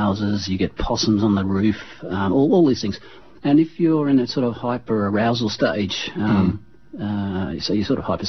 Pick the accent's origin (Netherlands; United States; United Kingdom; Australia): United Kingdom; England; moved away; I was born in England, and when I was sort of 7, 8 years old, 9 years old